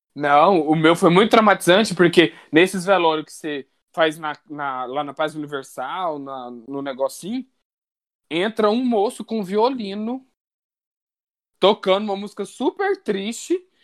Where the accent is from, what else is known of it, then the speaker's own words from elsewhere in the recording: Minas Gerais, Brazil; eu sou mineiro